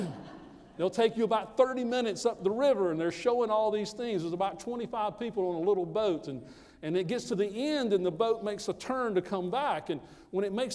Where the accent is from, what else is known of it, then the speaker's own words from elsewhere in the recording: Greenville, South Carolina, United States; my hometown.